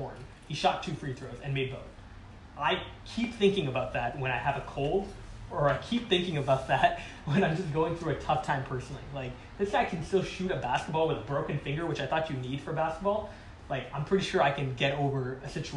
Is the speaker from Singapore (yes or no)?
yes; Singapore; moved away; also born or lived in Calgary; I grew up in Singapore, which was a great country